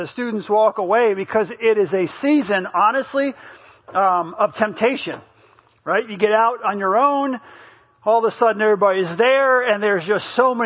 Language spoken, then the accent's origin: English; United States; moved away; I grew up in New York, New Jersey when I was younger